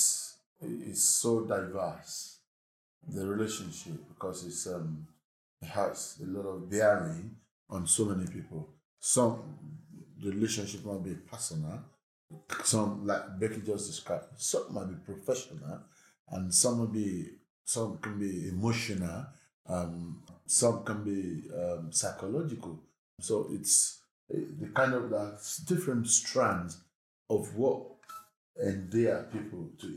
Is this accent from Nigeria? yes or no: yes; Nigeria; moved away as an adult; now in Poplar, United Kingdom; I'm originally from Nigeria